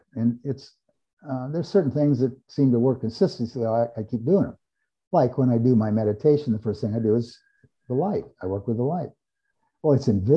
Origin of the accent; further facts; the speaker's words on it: Eugene, Oregon, United States; I grew up in Eugene, Oregon, home of the University of Oregon